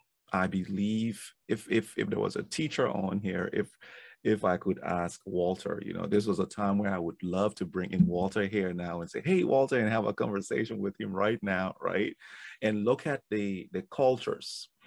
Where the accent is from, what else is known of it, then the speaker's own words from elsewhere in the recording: Liberia; moved away; I came from Liberia during the war, after the war, and I knew what I didn't have in Liberia.